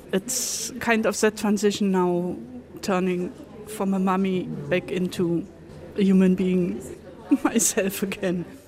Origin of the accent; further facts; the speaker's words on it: Ireland; at my age, at 66, growing up in Ireland